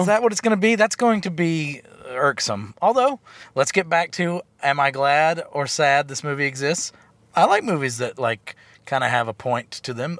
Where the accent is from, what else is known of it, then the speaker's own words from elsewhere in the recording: the South, United States; I am from the South.